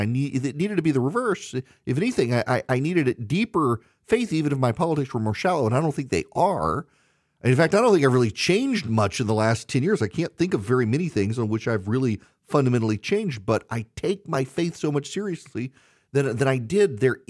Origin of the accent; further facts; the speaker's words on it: Louisiana, United States; I'm from Louisiana, and I didn't know that there were Catholics further north into Arkansas